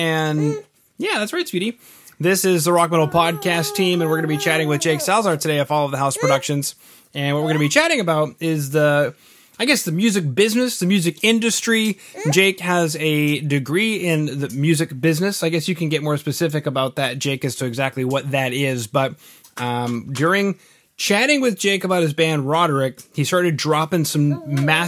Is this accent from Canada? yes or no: yes; Winnipeg, Manitoba, Canada; now in Edmonton, Canada; I'm from Winnipeg